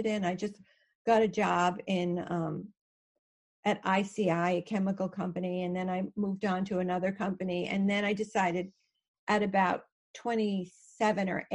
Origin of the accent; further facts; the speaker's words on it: Connecticut, United States; I actually grew up in Connecticut, where I still am